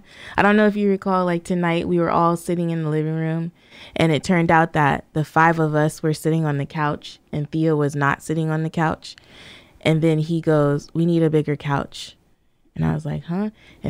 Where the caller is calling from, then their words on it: Australia; I'm coming from Australia, and I've been following your family for years and years